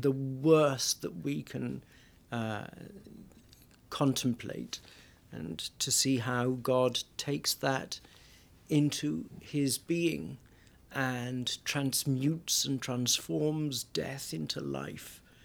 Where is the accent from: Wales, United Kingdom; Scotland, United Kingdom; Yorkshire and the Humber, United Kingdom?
Wales, United Kingdom; my home town in Wales, it would be very much a community